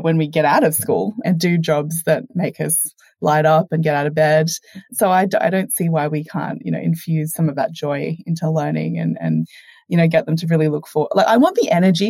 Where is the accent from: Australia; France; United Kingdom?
Australia; your first Aussie guest, and hopefully my accent hasn't been too distracting for your listeners